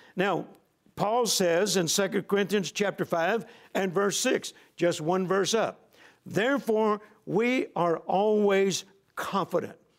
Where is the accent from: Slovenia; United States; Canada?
United States; Shreveport, Louisiana; hometown of Shreveport, Louisiana